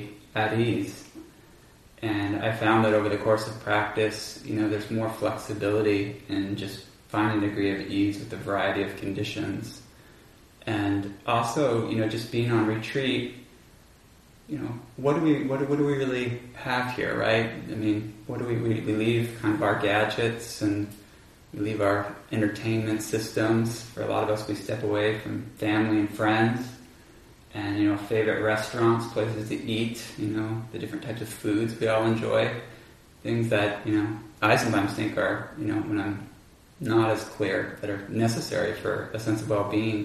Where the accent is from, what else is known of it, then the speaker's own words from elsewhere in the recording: Bainbridge Island, Washington, United States; also born or lived in California; I grew up on Bainbridge Island, some of you may know that, near Seattle